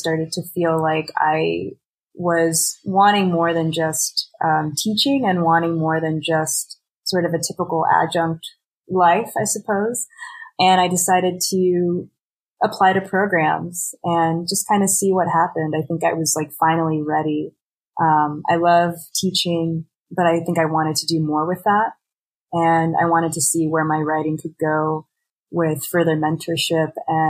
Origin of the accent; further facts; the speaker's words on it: Houston, Texas, United States; moved away as an adult; also born or lived in Austin, Texas; now in Kalamazoo, United States; growing up in Houston and also living in the Austin area for a really long time